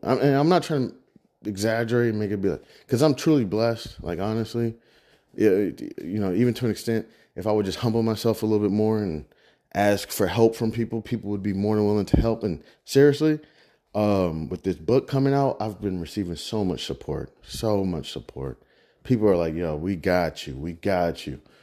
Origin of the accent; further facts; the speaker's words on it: Midwest, United States; I'm from the Midwest